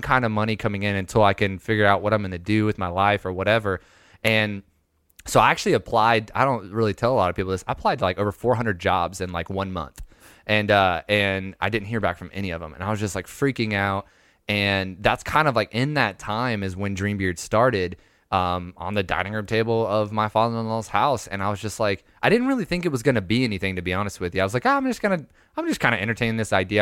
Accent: Lakeland, Florida, United States; also born or lived in Panama City Beach, Florida / Wewahitchka, Florida; now in Ohio, United States; I'm technically from Lakeland, Florida. I lived there till I was, like, fourteen

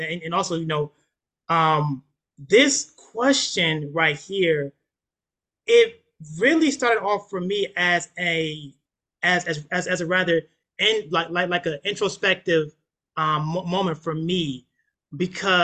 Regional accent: United States; I am American born, American bred, American raised. So for the most part, all I know is America.

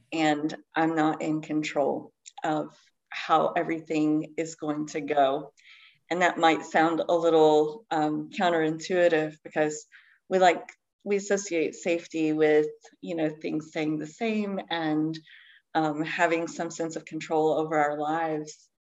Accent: Eastern Kentucky, United States; I grew up in Eastern Kentucky. I live in Kentucky uh, now, still in Appalachia.

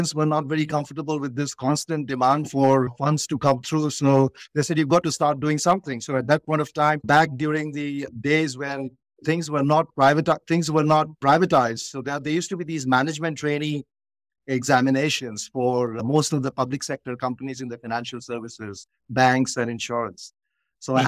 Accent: India; growing up in India

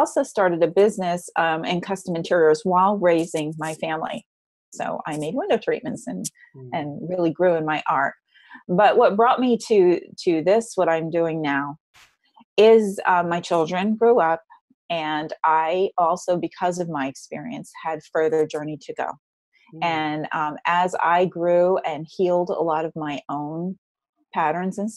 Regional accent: New Jersey, United States; also born or lived in Frenchtown, New Jersey; I grew up in New Jersey, and I grew up in a home in North Jersey

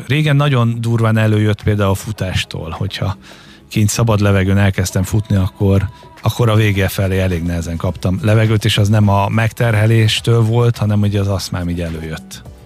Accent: Halásztelek, Pest, Hungary; Én halásztáken nőttem fel, a mai napig ott lakunk

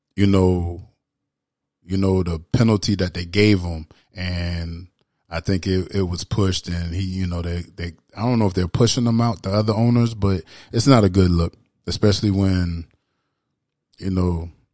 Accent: the South, United States; as an American that I am and from the South

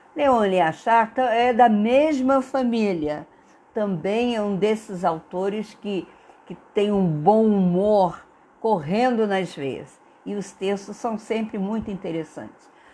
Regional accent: Brazil; nós brasileiros

